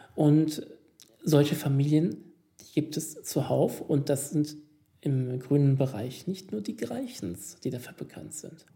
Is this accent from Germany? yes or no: no; Italy; hier als Italiener